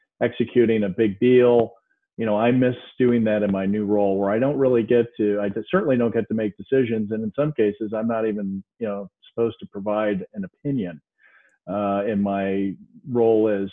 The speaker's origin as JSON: {"language": "English", "town": "Cleveland", "region": "Ohio", "country": "United States", "tie": "born or raised there", "said": "I reside near Cleveland, Ohio, which is my hometown"}